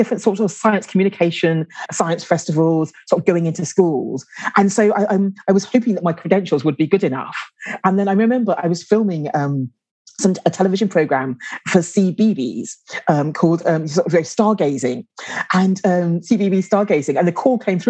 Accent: London, United Kingdom; now in Guildford, United Kingdom; I grew up in London

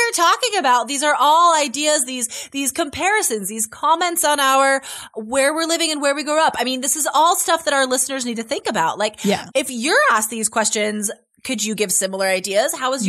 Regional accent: Carson City, Nevada, United States; now in Portland, United States; So I grew up in Carson City, Nevada, which is a small town. I think it's like, I don't know. It was seriously like 50,000 people when I lived there. It's bigger now

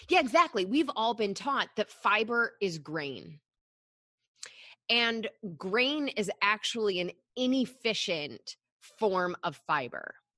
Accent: Michigan, United States; I grew up in Michigan

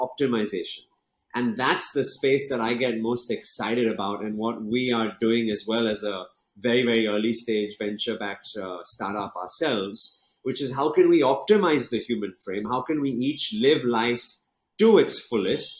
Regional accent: England, United Kingdom; moved away as an adult; now in Mumbai, India; studying and growing up in England

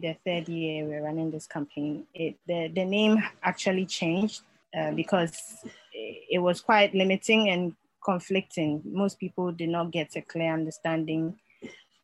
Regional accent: Ghana; I'm a Ghanaian and a long-time Wikipedian

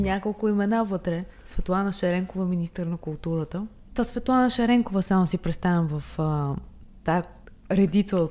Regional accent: Bulgaria

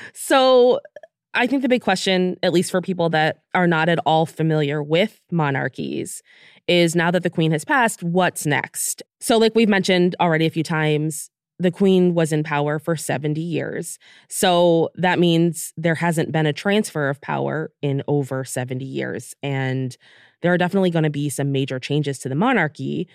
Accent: United States; now in United Kingdom; we're from the United States

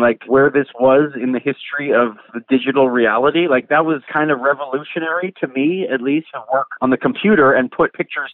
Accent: Quebec, Canada; I'm Canadian, I'm Jewish, I'm white, I'm like in Quebec, and I'm in a basement and I'm making hip-hop

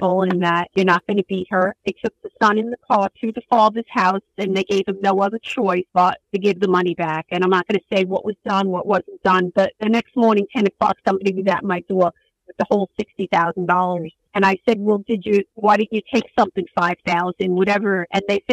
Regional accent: New York City, New York, United States; the neighborhood that I grew up in Brooklyn, Bensonhurst

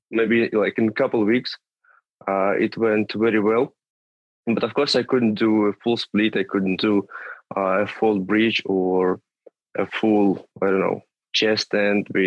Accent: Tula, Tula Oblast, Russia; moved away; from Tula. It's a small city not far from Moscow, like 200 250 kilometers from there

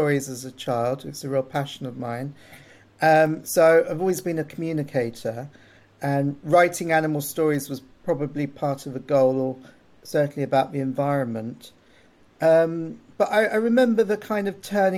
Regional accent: Hastings, South East England, United Kingdom; I grew up in Hastings.

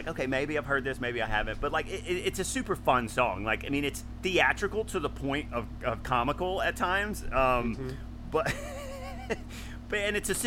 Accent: the South, United States; when I was growing up in the South

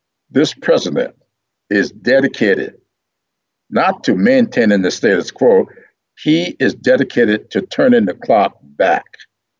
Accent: Sumter, South Carolina, United States; there in Sumter, my hometown

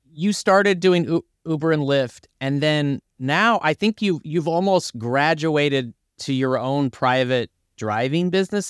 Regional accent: Bakersfield, California, United States; now in Los Angeles, United States; I'm from Bakersfield, but I live in Los Angeles

